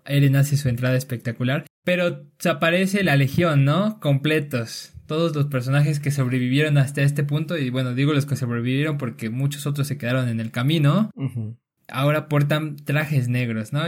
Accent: Mexico; somos los mexicanos

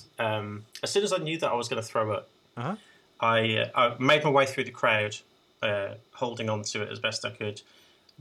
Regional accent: Birmingham, West Midlands, United Kingdom; my hometown of Birmingham

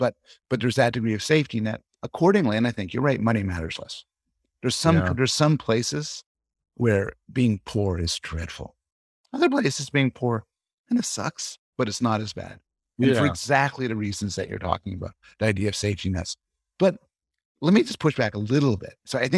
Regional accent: Canada; Yeah, well, I'm living in Toronto now. I'm from Canada originally.

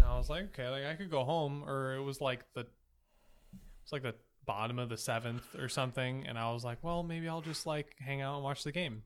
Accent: Boston, Massachusetts, United States; I am from Boston

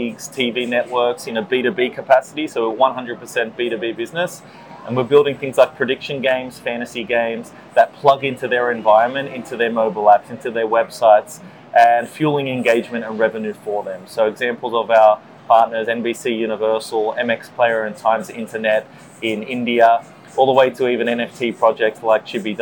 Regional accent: just south of Sydney, New South Wales, Australia; moved away as an adult; also born or lived in New York, United States; now in North America; So I grew up in Australia, just south of Sydney

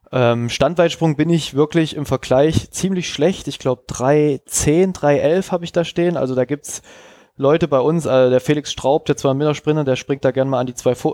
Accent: Jena, Thuringia, Germany; moved away; ich bin halt ähm, aus Jena gekommen, 2011, wo man in der Jugend, was leider öft bei vielen Trainern in gewissen Regionen der Fall ist, ähm, zu viel trainiert hat.

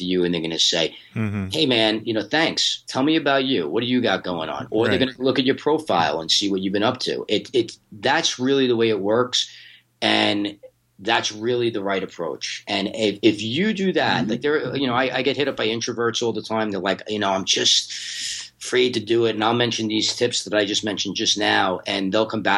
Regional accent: New York, United States; now in Los Angeles, United States; I'm from New York, but I'm based in LA now.

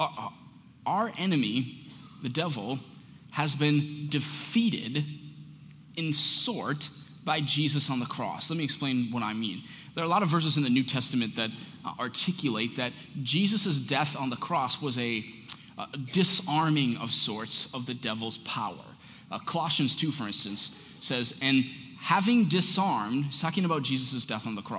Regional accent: United States; as modern American Christians

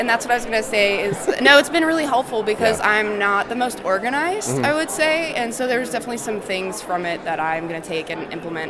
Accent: Kansas City, Missouri, United States; I'm from Kansas City, Missouri.

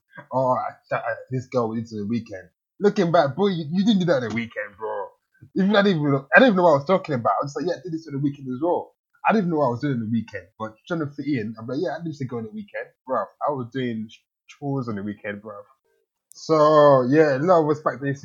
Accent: Kent, South East England, United Kingdom; also born or lived in Nigeria; I grew up in Kent

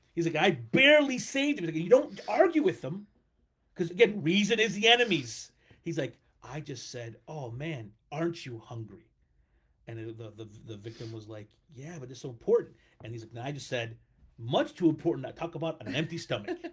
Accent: United States; I like being American

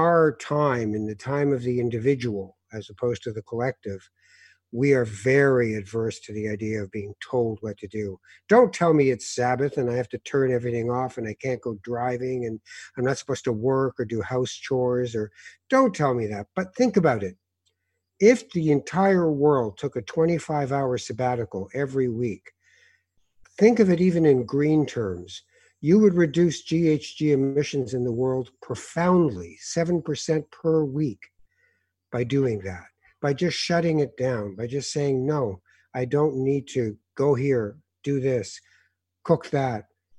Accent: Morocco; We came from Morocco. We're killing ourselves here, and you're going to be a what?

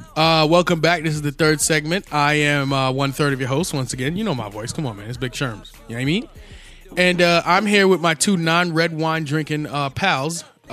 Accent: New York, United States; we grew up in New York.

